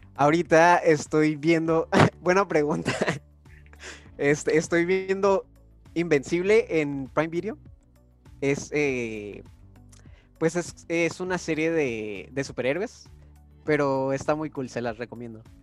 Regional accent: Guanajuato, Mexico; now in Tijuana, Mexico; como yo soy de allá de Guanajuato

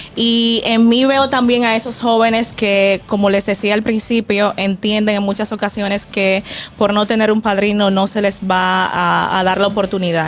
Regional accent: Villa Altagracia, San Cristóbal, Dominican Republic; moved away; Yo vengo de Villa Altagracia, de, o sea, Villa, de la tierra del negrito

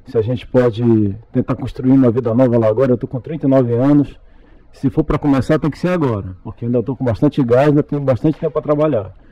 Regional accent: Macapá, Amapá, Brazil; also born or lived in Fortaleza; Eu sou natural do estado do Amapá, na cidade de Macapá, que é a capital, né? É eu morei por um período em Fortaleza, de 89 até 2000

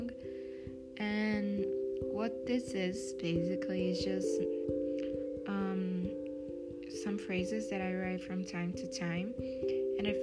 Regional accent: Brazil; English is a second language; I know I have a really strong accent because I'm from Brazil

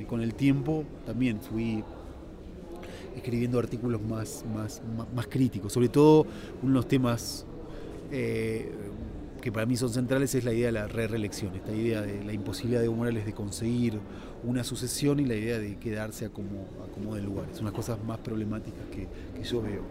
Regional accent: Argentina; este argentino que de repente escribía libros contra Banzer

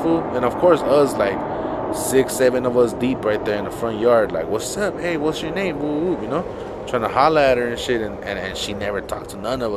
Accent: Los Angeles, California, United States; I grew up in Boyle Heights, small little community

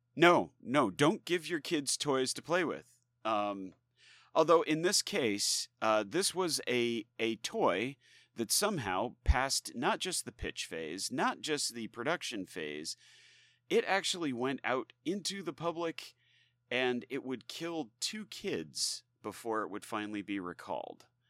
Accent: United States; we as, you know, citizens of the United States

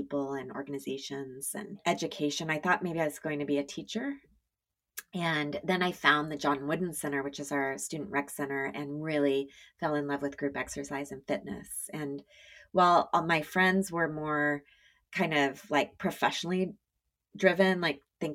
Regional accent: Eugene, Oregon, United States; moved away as an adult; also born or lived in Los Angeles; I grew up in Eugene, Oregon

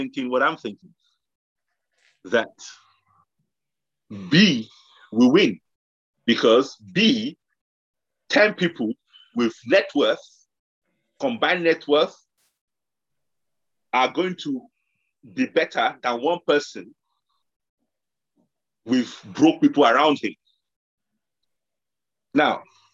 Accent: Nigeria; moved away; I grew up in Nigeria

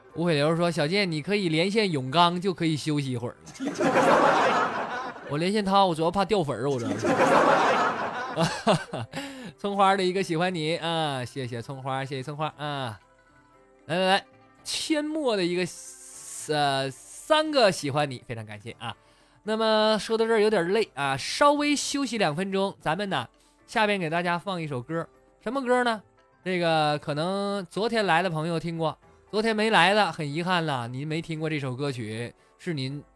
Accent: Shenyang, Liaoning, China; 有没有在沈阳的？我发现我这真是，怎么老乡都不不爱听我节目是不？

